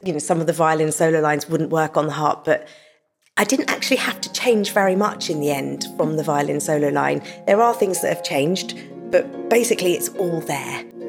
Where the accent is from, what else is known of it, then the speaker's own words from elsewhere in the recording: England, United Kingdom; I'm from England and I'm a harpist.